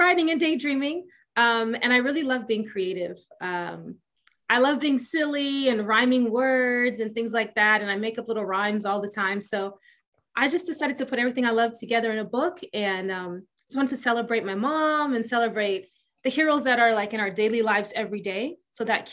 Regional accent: Los Angeles, California, United States; born and raised in Los Angeles, California. I've been here for 42 years now

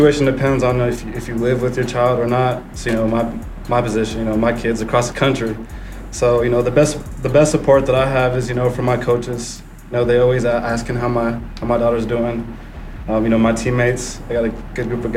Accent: Oregon, United States; moved away as an adult; also born or lived in California; I'm from Oregon.

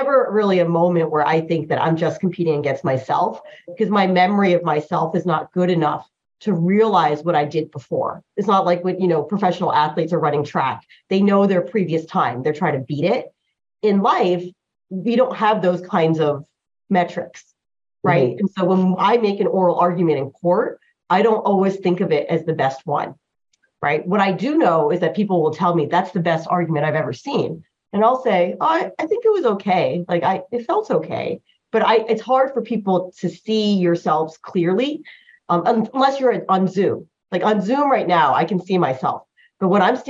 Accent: born in New Jersey, United States; first language Chinese; English is a second language; I grew up in America.

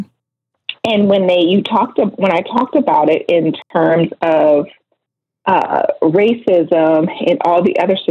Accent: Oberlin, Ohio, United States; I was raised in Oberlin, Ohio, and we are very proud of being a part of the Underground Railroad

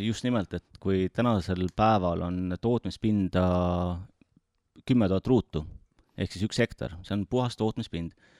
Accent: Tartu, Tartu County, Estonia; olen elupõline tartlane

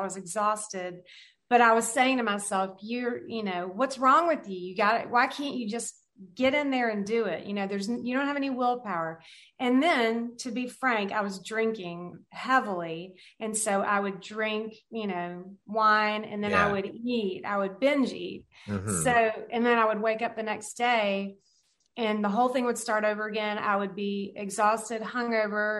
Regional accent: the South, United States; I grew up in the South

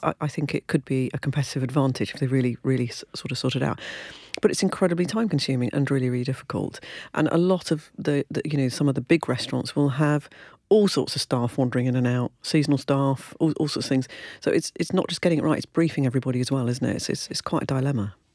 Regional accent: United Kingdom; I'm British

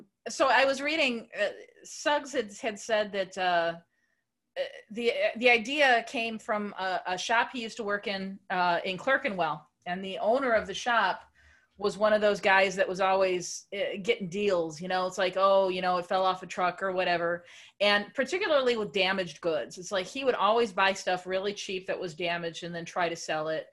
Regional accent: United States; as an American

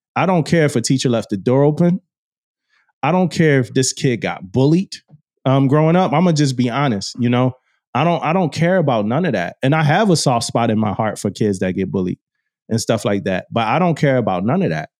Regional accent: Philadelphia, Pennsylvania, United States; growing up in Philly, going to school in that, uh, community.

